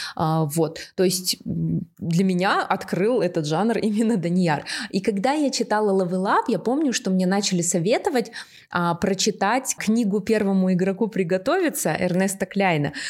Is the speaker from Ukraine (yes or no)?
no; Aktobe, Aktobe Region, Kazakhstan; Я сама из Актобе, и я была школьницей